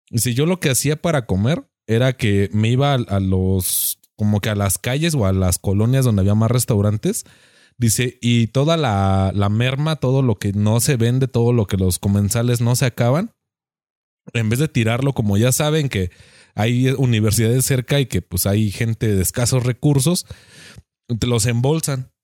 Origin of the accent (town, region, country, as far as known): Mexico